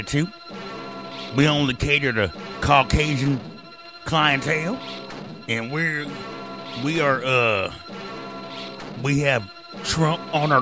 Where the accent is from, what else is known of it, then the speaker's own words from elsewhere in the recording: Hayward, California, United States; I'm from the Bay Area. I'm from Hayward. I'm from everywhere in the Bay Area